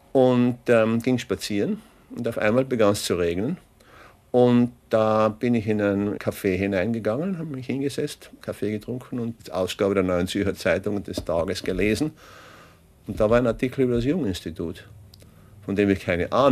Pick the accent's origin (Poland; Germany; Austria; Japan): Austria; Mein Vater kam aus Böhmen, meine Mutter war Italienerin. Auf diese Weise bin ich ein richtiger Österreicher.